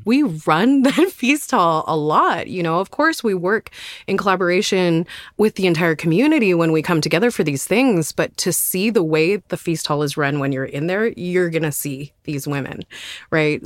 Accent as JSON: {"language": "English", "town": "Terrace", "region": "British Columbia", "country": "Canada", "tie": "born or raised there", "also_born_or_lived": "Nass Valley, British Columbia", "said": "I grew up around Terrace, B C, on the northwest coast, and also in the Nass Valley"}